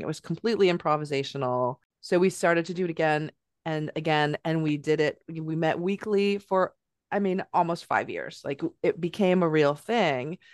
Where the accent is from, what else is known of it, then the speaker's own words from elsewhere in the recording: California, United States; moved away as an adult; now in Northampton, United States; I'm from California.